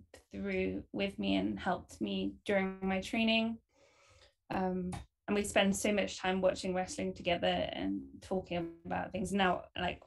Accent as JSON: {"language": "English", "country": "United Kingdom", "tie": "born or raised there", "accent": "British", "moved": "as an adult", "lives_now": "Cleveland, United States", "said": "it's very much born and bred in the UK. Only been over here for a little bit."}